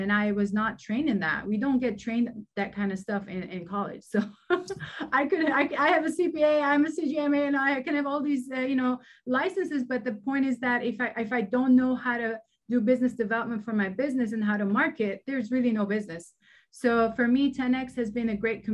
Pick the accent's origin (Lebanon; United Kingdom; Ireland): Lebanon; moved away; I grew up in Lebanon and during wartime.